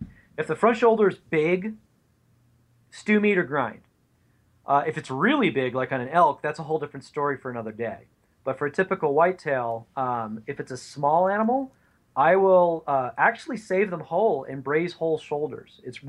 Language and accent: English; the West, United States; now you can tell I'm from the West.